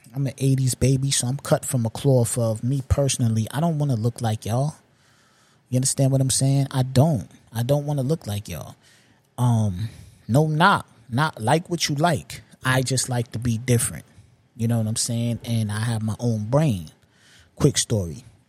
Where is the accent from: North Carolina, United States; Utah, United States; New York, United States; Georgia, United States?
New York, United States; being a New Yorker